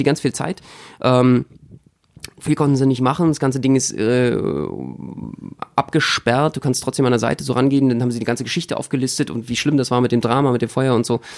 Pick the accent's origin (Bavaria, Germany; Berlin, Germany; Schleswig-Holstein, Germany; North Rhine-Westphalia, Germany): Berlin, Germany; als Berliner